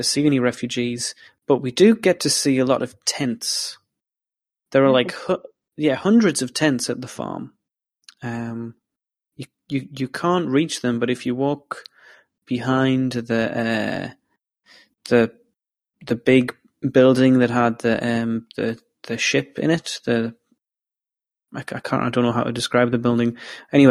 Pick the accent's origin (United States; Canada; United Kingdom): United Kingdom; England; accent: English; That was my English accent coming out there